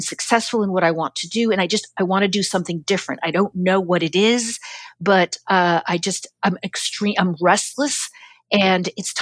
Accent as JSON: {"language": "English", "region": "New York", "country": "United States", "said": "as a New Yorker"}